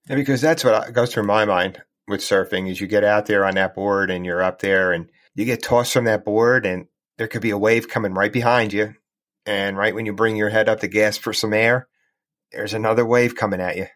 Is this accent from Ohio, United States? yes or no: no; New Jersey, United States; I grew up in New Jersey and I lived near the Jersey Shore for, for quite a while